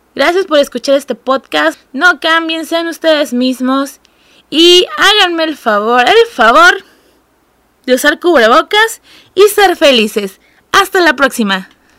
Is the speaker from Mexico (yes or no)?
yes; Mexico; yo soy el estereotipo mexicano